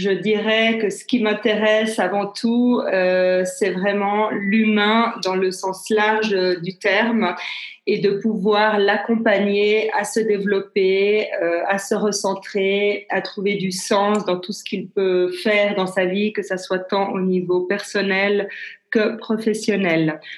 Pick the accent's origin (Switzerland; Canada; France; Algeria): Switzerland; Geneva; born there; Euh, donc, je, suis née à Genève. Je suis suissesse et italienne. J'ai 52 ans